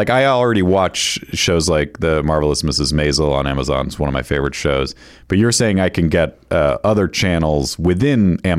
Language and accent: English; Northeast, United States; I grew up in the Northeast. I wasn't exposed to good Mexican food for years.